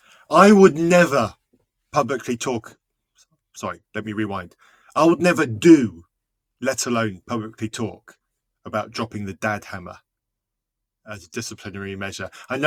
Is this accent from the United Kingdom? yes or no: yes; England, United Kingdom; I'm English